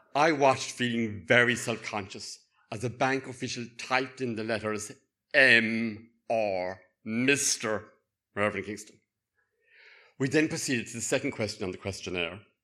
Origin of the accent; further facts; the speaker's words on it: Cork, Munster, Ireland; accent: Cork; now in Northern Ireland; my lilting cock accent